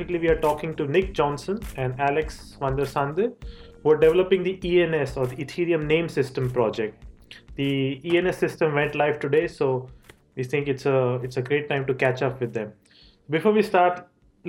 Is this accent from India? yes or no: yes; India; I'm originally from India